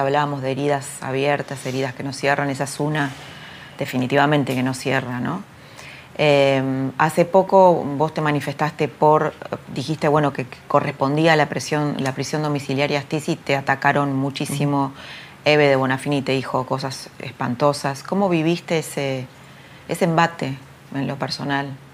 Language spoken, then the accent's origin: Spanish; Argentina; Somos, somos violentos los argentinos